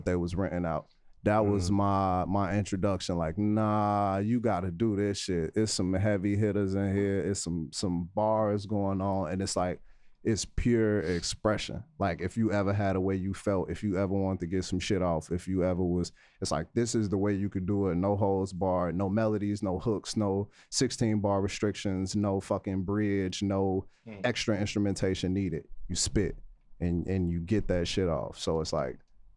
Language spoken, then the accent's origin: English; Chicago, Illinois, United States; I grew up in Inglewood. I spent 9 years in Inglewood